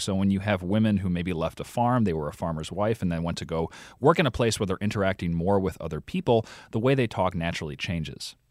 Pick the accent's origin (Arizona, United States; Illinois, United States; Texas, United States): Illinois, United States; outside of Chicago; now in Vermont, United States; I grew up outside of Chicago